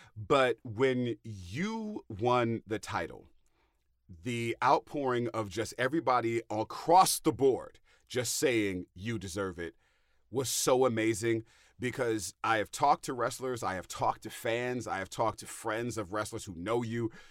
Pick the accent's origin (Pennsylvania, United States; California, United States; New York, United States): California, United States; the Bay Area; now in New Jersey, United States; I am from the Bay Area